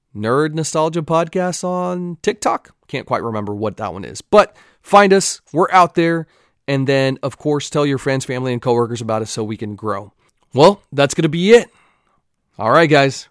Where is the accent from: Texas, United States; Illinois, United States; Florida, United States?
Texas, United States; accent: Texan; I had a Texas jersey